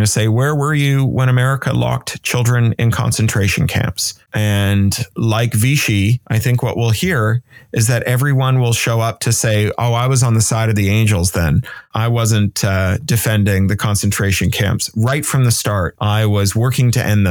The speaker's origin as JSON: {"language": "English", "country": "Canada", "also_born_or_lived": "United Kingdom", "moved": "yes", "said": "as a Canadian who's then lived in the United Kingdom"}